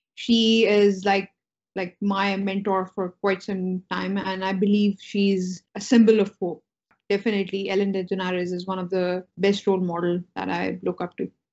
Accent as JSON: {"language": "English", "country": "Pakistan", "tie": "born or raised there", "said": "I was born and raised in Pakistan"}